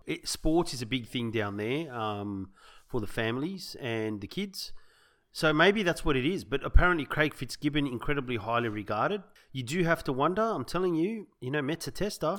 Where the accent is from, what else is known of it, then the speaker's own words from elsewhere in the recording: Sydney, New South Wales, Australia; We grew up in the South Sydney area